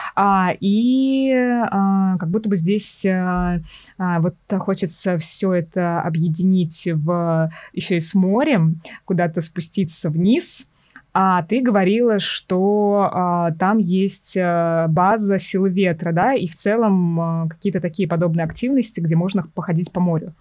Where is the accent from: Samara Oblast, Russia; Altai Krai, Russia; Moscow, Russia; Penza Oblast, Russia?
Samara Oblast, Russia; Tolyatti; когда росла в Тольятти